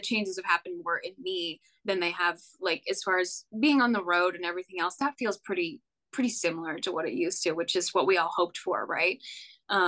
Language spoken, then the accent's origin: English; Western Canada, Canada; moved away as an adult; now in Nashville, United States; I'm from Western Canada